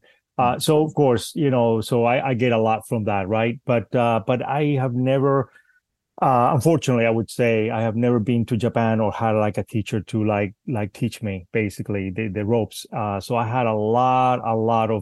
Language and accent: English; Spain; also born or lived in Cuba; now in United States; I'm Cuban and I grew up in Spain, and again I've been in the United States for quite a while now, but mainly I grew up in Spain